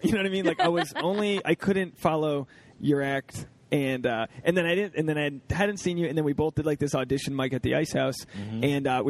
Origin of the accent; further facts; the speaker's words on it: Rhode Island, United States; moved away as an adult; my family's here. Everyone wants to see me. It's my hometown.